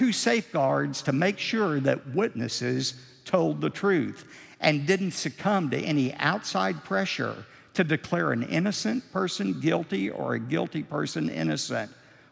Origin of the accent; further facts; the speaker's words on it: Texas, United States; we're from Texas. We're known for creative embellishment